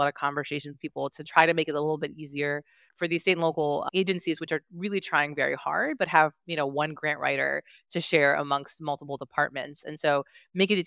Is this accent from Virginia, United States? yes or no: yes; Virginia, United States; I'm from Virginia. It's my home state